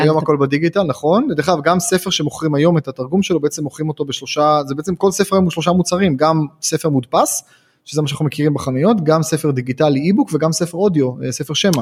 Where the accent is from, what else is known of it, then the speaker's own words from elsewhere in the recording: Haifa, Haifa District, Israel; כשהייתי ילד בן 6-7 אז הייתי חיפאי